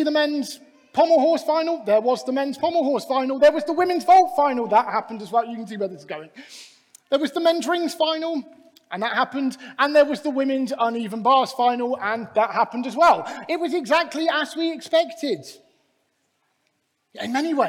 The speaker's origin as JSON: {"language": "English", "region": "Scotland", "country": "United Kingdom", "said": "I even say that as a Scotsman"}